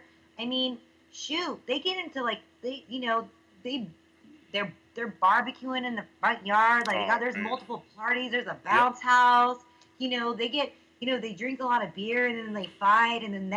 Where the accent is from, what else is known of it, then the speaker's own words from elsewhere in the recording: Fresno, California, United States; I'm from Fresno, California.